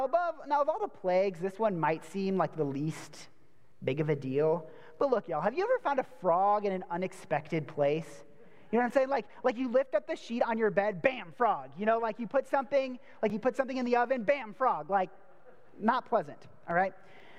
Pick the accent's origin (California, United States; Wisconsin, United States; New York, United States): Wisconsin, United States; So I'm originally from Wisconsin, and I used to say things like bag and tag and magazine, and then people made fun of me, so now I say bag, tag, and magazine.